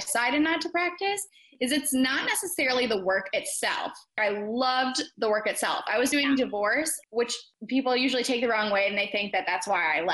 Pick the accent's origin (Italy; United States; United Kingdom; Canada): United States; Midwest; moved away as an adult; also born or lived in Atlanta, Georgia; now in Dallas, United States; I grew up in the Midwest and then I moved to Atlanta for law school